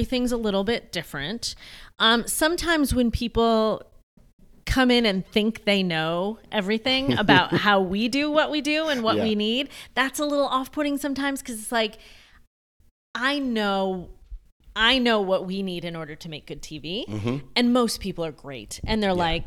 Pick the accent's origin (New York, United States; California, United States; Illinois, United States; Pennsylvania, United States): New York, United States; outside of Syracuse, upstate; also born or lived in Rochester, New York / Buffalo, New York / Fredonia, New York; now in Charlotte, United States; I grew up outside of Syracuse